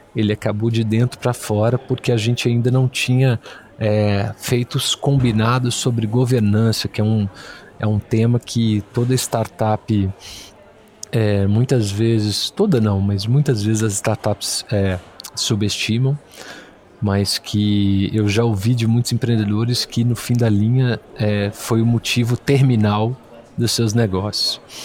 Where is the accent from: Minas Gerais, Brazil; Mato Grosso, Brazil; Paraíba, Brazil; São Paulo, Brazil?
Minas Gerais, Brazil; Belo Horizonte; also born or lived in Rio de Janeiro; sou mineiro de Belo Horizonte